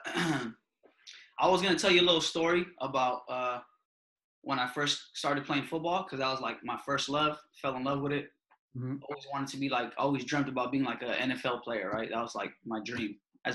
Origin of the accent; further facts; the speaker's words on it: San Jose, California, United States; growing up in San Jose